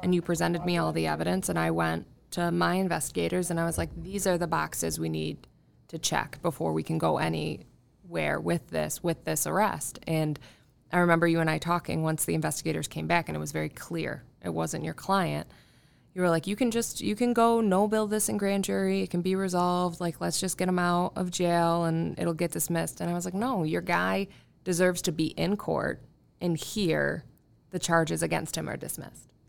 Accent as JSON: {"language": "English", "area": "Irondequoit", "region": "New York", "country": "United States", "tie": "born or raised there", "said": "I'm from Arundecoyt originally, uh, born and raised"}